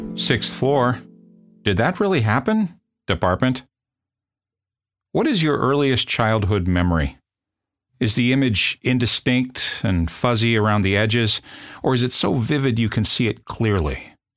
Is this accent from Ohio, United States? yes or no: no; South Bend, Indiana, United States; I'm from South Bend, Indiana